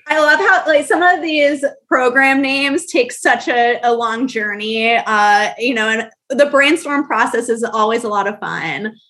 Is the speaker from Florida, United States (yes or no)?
yes; Orlando, Florida, United States; I'm from Orlando